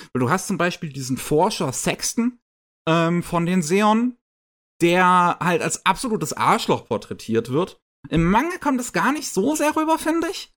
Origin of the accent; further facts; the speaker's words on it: Germany; bei uns in Deutschland